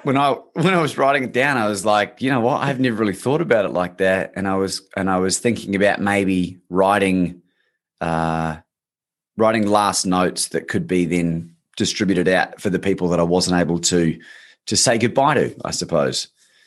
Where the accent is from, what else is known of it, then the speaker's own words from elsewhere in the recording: New Zealand; now in Australia; I'm actually a New Zealander originally, Bob, but I've been living in Australia for 20 years nearly. So the accent's sort of been hybridized.